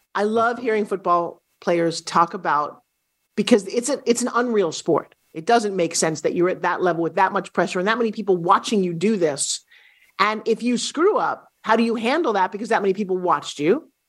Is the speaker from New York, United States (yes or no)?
yes; New York, United States; also born or lived in California; now in Florida, United States; I'm from New York, spent years living in California.